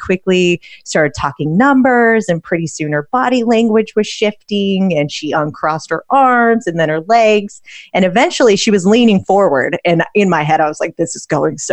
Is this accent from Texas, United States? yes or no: no; Utah, United States; moved away; I'm from the wild, wild west. I grew up in Utah, independent free spirit